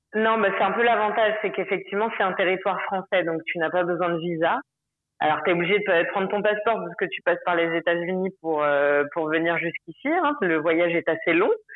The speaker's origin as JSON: {"language": "French", "town": "Paris", "region": "Île-de-France", "country": "France", "tie": "born or raised there", "moved": "as an adult", "lives_now": "Moorea, French Polynesia", "said": "je suis, parisienne et que j'ai adoré ma moi mon enfance à Paris"}